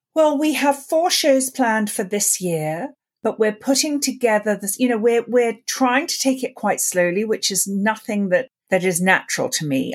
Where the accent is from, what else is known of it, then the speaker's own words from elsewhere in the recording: London, United Kingdom; I grew up in London, and I grew up listening to the B B C radio plays